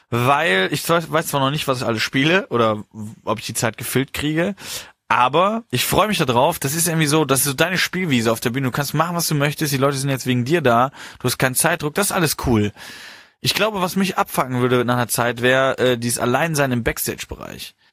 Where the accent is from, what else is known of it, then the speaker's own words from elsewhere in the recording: Horhausen, Rhineland-Palatinate, Germany; ich komme ja da aus dem Rheinland und aus ich sehe Horhausen. aus Horhausen